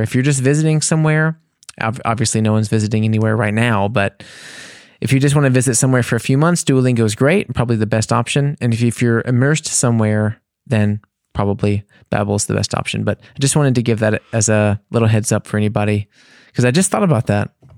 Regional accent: United States; for me as an American

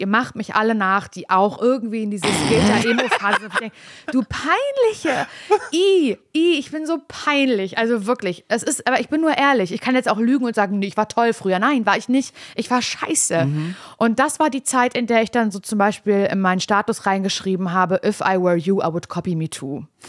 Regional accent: East Germany, Germany; ich bin ja noch, äh, kurz vor der Wende in Ostdeutschland geboren

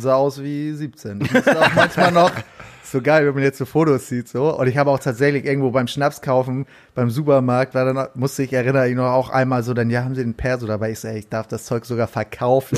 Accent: Hamburg, Germany; ich bin in Barmbek auch aufgewachsen

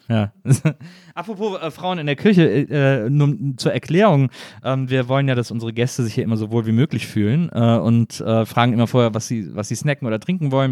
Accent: Cologne area, North Rhine-Westphalia, Germany; moved away as an adult; now in Berlin, Germany; Ich komme aus Köln, also ich bin im Kölner Umland aufgewachsen

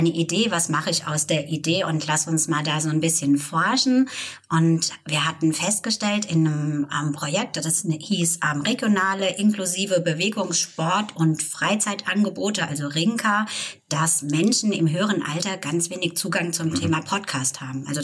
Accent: Rhön, Germany; accent: Rhön dialect; Wir sind stolz auf unsere Rhön, wir sind stolz auf unsere Mundart. Wenn wir sprechen, wollen wir sprechen und wir wollen in Mundart sprechen.

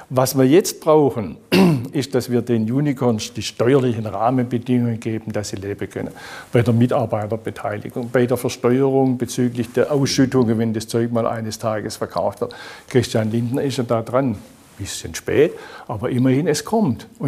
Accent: Baden-Württemberg, Germany; Es gibt nirgends so viele wie in meiner Heimatregion, nirgends so viele wie in Baden-Württemberg.

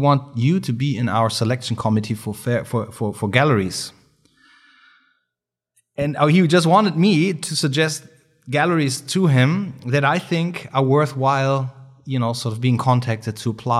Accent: Germany; English is a second language; We're from Germany, of course, it was much easier for us to get in.

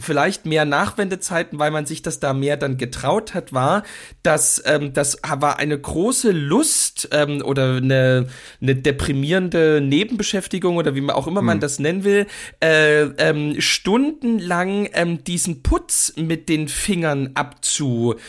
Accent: East Germany, Germany; was es auch zu DDR-Zeiten ganz oft gab, die, also ich bin ja in Altbauten groß geworden

